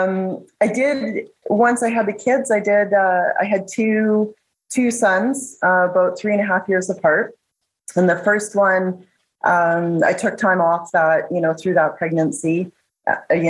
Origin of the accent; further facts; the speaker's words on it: Nelson, British Columbia, Canada; I'm born and raised in Nelson, BC